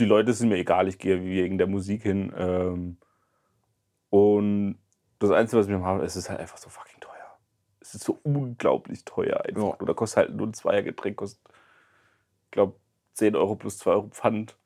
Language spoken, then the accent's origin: German; Germany; now in Mannheim, Germany; ich gesagt, aus Deutschland